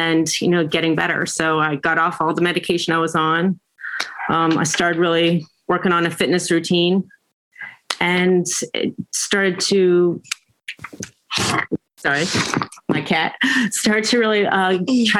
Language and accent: English; Pikesville, Maryland, United States; I grew up in Pikesville, Maryland.